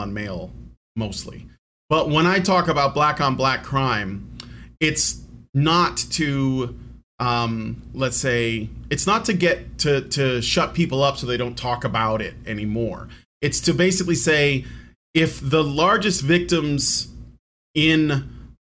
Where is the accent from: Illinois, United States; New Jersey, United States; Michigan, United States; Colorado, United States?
Illinois, United States; Chicago; moved away as an adult; now in Virginia, United States; I was born and raised in Chicago. I moved to Virginia just like last year